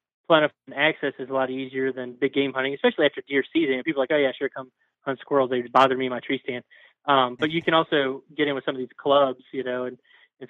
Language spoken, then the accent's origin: English; Virginia, United States; moved away; also born or lived in Northeast US (near PA/NJ/NY border); So I grew up in Virginia, but live in the Northeast now